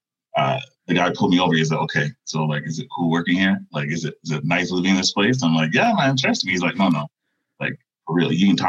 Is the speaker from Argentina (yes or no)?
no; Toronto, Ontario, Canada; also born or lived in Jane and Finch, Toronto; now in Fergus, Canada; born and raised in Toronto, then all the way out here, like in Fergus